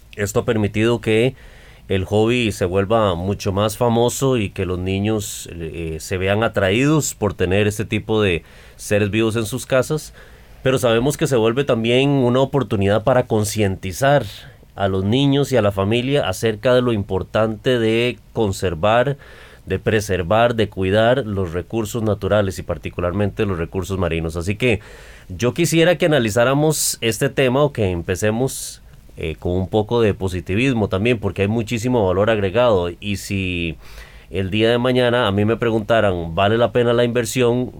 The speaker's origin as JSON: {"language": "Spanish", "country": "Costa Rica", "said": "los costarricenses"}